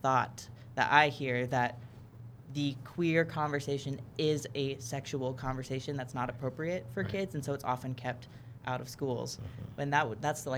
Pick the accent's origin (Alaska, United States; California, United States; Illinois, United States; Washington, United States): California, United States; Los Angeles; I grew up in California. I was in kind of the LA area